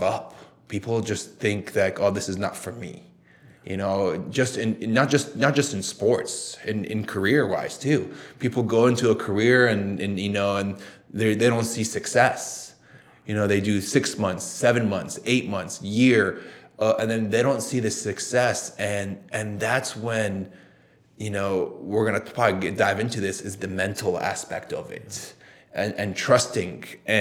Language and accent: English; United States; also born or lived in Saudi Arabia; we moved to the US when I was almost around nine years old